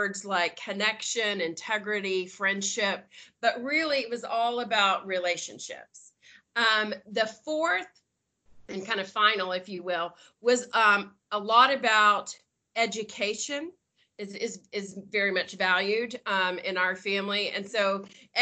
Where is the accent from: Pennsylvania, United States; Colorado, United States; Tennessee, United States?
Tennessee, United States; Knoxville; moved away as an adult; also born or lived in Dallas; now in Nashville, United States; I grew up in Knoxville, but I'm in Nashville. And I lived in Dallas for a long time, but I moved back to Nashville about 13 years ago